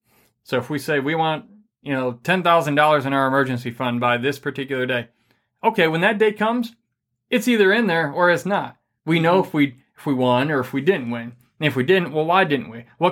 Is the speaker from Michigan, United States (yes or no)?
yes; Michigan, United States; I'm from Michigan.